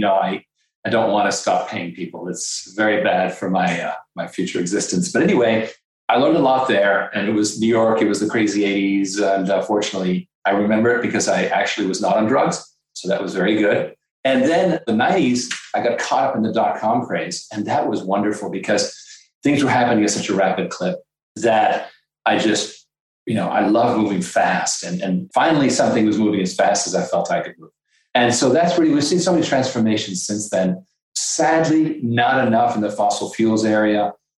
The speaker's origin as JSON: {"language": "English", "country": "France", "tie": "born or raised there", "also_born_or_lived": "Canada / Caribbean / Belgium", "moved": "yes", "said": "I was born in Canada, I was spent years in the Caribbean, and then I was raised actually in France and Belgium."}